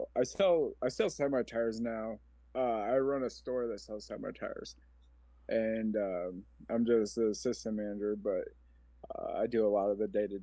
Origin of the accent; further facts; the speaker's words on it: Omaha, Nebraska, United States; I'm a 40-year-old man from Omaha, Nebraska. I grew up in North Omaha